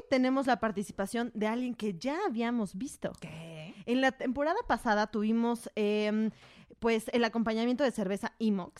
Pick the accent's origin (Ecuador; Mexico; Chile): Mexico; como mexicanos